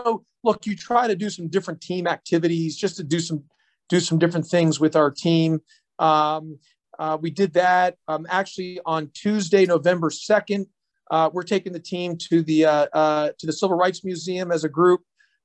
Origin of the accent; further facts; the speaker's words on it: Houston, Texas, United States; now in Atlanta, United States; I grew up in Houston, Texas